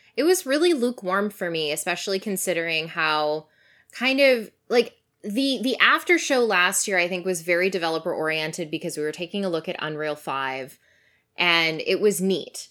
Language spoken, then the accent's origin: English; Canada; as a Canadian